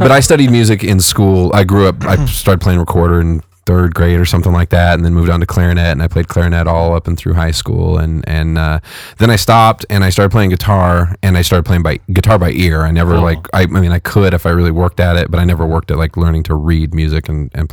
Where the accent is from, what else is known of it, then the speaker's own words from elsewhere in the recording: Fresno, California, United States; I'm from Fresno. Okay. Fresno, California